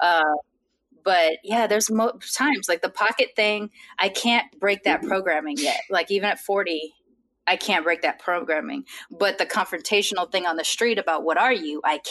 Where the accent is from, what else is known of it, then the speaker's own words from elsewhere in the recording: Long Beach, California, United States; I'm from Long Beach or I'm from California